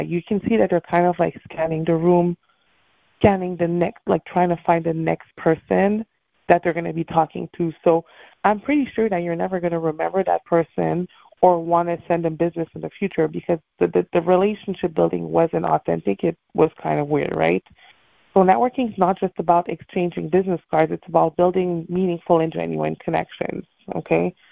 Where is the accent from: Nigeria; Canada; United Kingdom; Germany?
Canada; Montreal, Quebec; now in Miami, United States; I am from Montreal, Canada